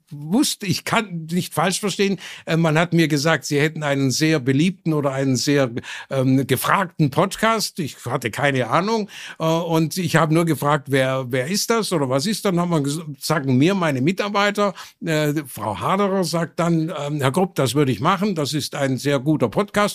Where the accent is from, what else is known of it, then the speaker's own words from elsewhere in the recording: Burladingen, Baden-Württemberg, Germany; es gab 26 Textilfabriken in meinem Heimatort Burladingen